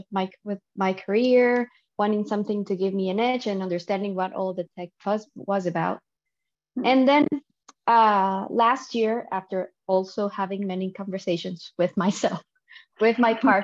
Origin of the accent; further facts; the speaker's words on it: Dominican Republic; now in Barcelona, Spain; I'm from the Dominican Republic, currently based in Barcelona